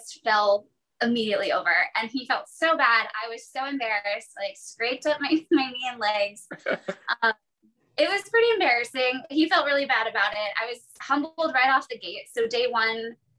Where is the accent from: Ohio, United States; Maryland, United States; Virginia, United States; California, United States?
Virginia, United States; now in Jacksonville, United States; I currently reside in Jacksonville, Florida. I grew up in Virginia, so I'm kind of new to this area.